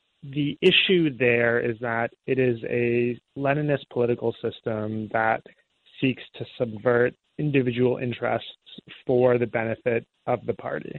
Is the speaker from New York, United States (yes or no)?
yes; Syracuse, New York, United States; moved away as an adult; also born or lived in China; I grew up in Syracuse.